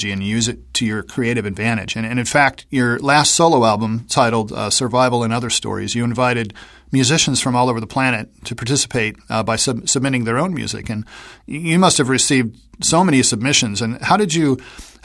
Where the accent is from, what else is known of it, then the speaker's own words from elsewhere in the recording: Indianapolis, Indiana, United States; I'm from Indianapolis